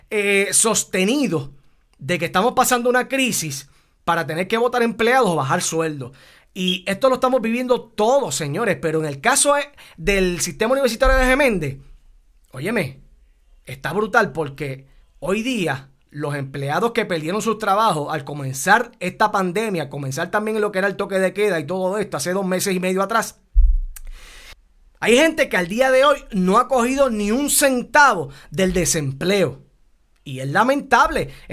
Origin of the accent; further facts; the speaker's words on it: Puerto Rico; Somos puertorriqueños y nos llena de orgullo también.